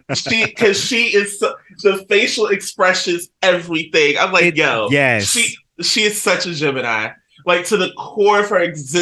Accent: North New Jersey, United States; my hometown of North New Jersey.

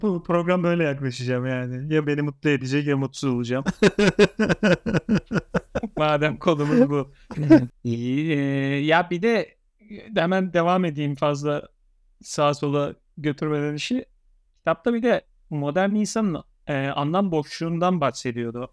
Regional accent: Eskişehir, Turkey; ben Eskişehirliyim

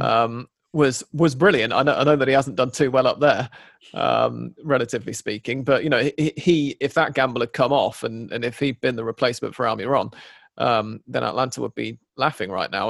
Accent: England, United Kingdom; now in Buenos Aires, Argentina; an English person

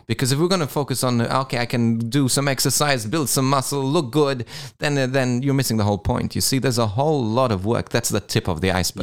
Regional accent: Malta; now in Australia; I'm originally from Malta.

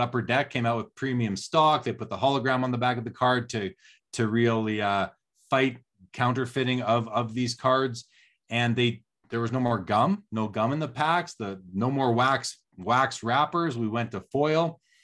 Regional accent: Canada; as a kid growing up in Canada in the eighties

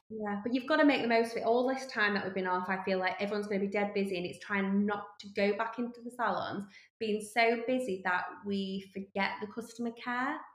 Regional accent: Yorkshire and the Humber, United Kingdom; we're from Yorkshire.

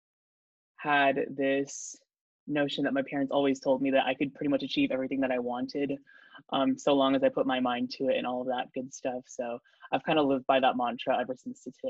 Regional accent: San Jose, California, United States; moved away as an adult; now in Santa Barbara, United States; I am from the 408 San Jose, California, Bay Area

